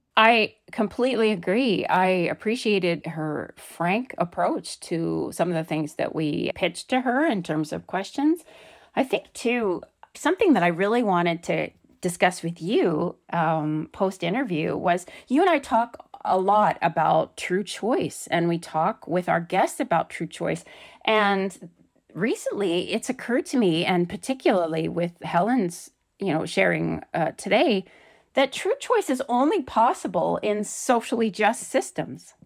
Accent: Canada; as a Canadian

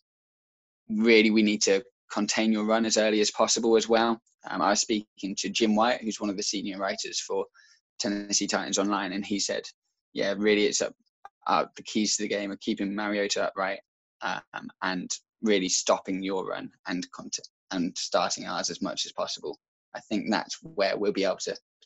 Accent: Shropshire, West Midlands, United Kingdom; I'm from Shropshire

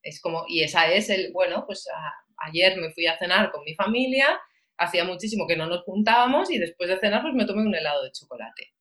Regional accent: Valencia, Valencian Community, Spain; soy de Valencia

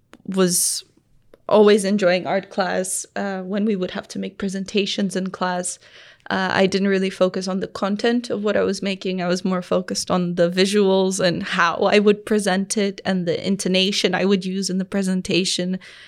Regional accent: Tanzania; I think as I grew up in Tanzania and became a teenager, that's when I really started understanding where I lived.

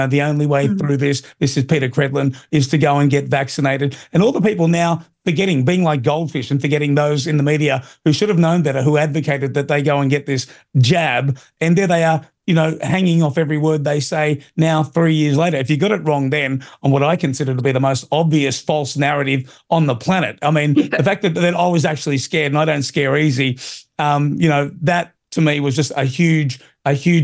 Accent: Australia; an Aussie

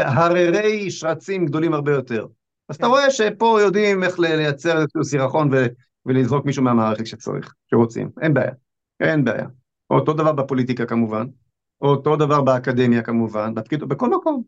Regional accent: Israel; אני נולדתי בארץ הזאת, אני כבר בן 61

